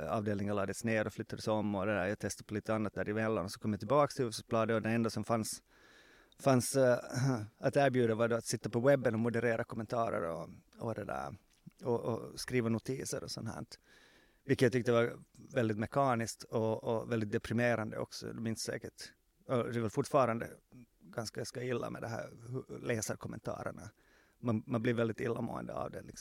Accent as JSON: {"language": "Swedish", "town": "Jakobstad", "region": "Ostrobothnia", "country": "Finland", "tie": "born there", "said": "vilket betyder att det i mitt pass står att jag är född i Jakobstad."}